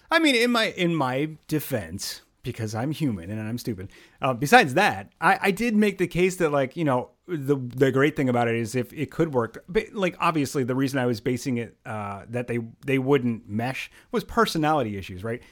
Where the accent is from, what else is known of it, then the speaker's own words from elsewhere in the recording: the Great Northeast, United States; I was born here in the United States, right in the Great Northeast